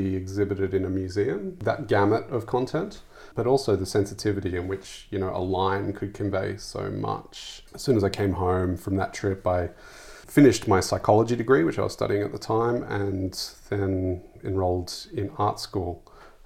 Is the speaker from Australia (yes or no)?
yes; Sydney, New South Wales, Australia; moved away; I grew up in Sydney, in the suburbs of Sydney